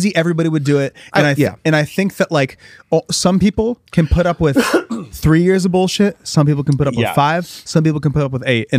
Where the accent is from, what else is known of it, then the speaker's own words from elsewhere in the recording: Midwest, United States; I'm from the Midwest